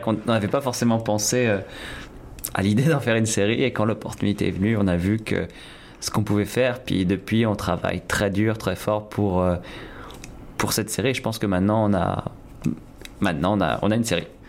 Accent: France; moved away as an adult; now in Toronto, Canada; en tant que Français

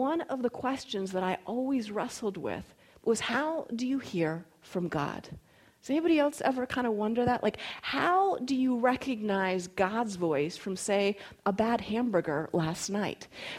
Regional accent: North Carolina, United States; also born or lived in Florida / Colorado; even though I was born in Florida and grew up in North Carolina and primarily spent my formative years in Colorado

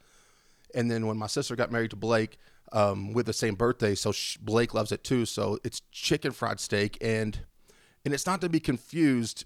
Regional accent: Wolfforth, Texas, United States; growing up in Wolfworth

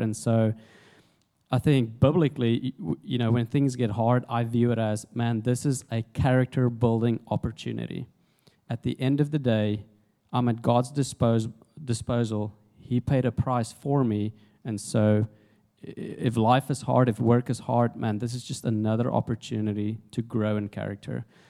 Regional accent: South Africa; moved away as an adult; also born or lived in Jonesboro, Arkansas, United States; now in United States; I'm originally from South Africa, uh, came to the States in January 2008 on a rugby scholarship

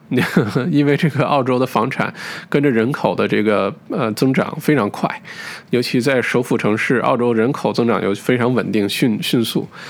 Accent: China

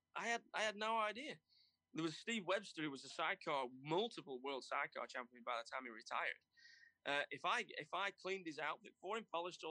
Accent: United Kingdom; I think everybody wants to have worked, especially being British, you want to have worked with Barry Sheen at some point.

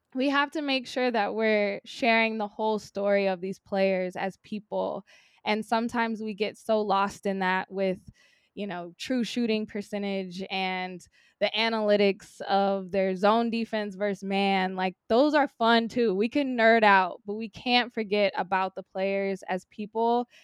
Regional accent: Sacramento, California, United States; now in Los Angeles, United States; I grew up in Sacramento

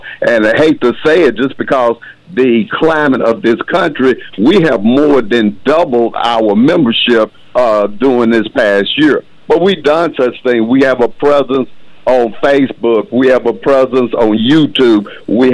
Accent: Hope, Arkansas, United States; also born or lived in Jonesboro, Arkansas; Was born and raised in Hope, Arkansas.

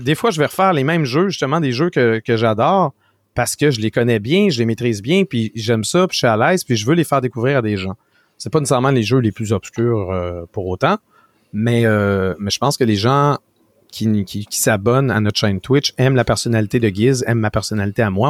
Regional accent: Quebec, Canada; On est québécois

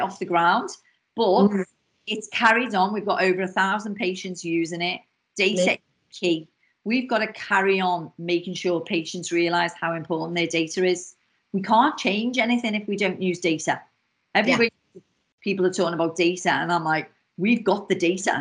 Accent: Liverpool, North West England, United Kingdom; accent: Scouse; my Scouse accent, because if anybody doesn't know, I'm from Liverpool

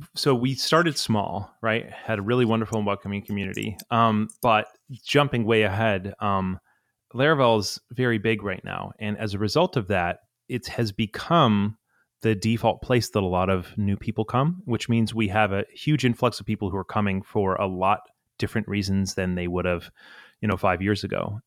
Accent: Atlanta, Georgia, United States; I'm from Atlanta

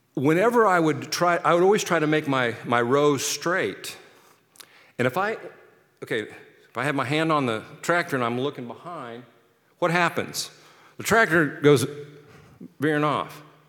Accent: Kansas City, United States; now in Seattle, United States; I'm from Kansas City

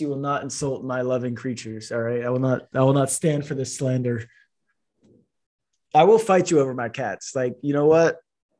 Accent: Florida, United States; I'm from Florida, brother.

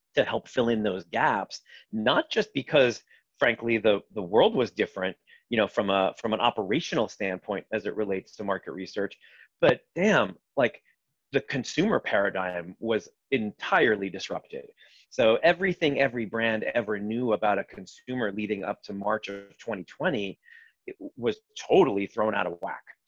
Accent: Los Angeles, California, United States; moved away as an adult; also born or lived in Israel / Boston; now in New York, United States; I grew up mostly in California. I was born in Israel, but spent uh, the better part of my, let's call them, uh, formative years in Los Angeles

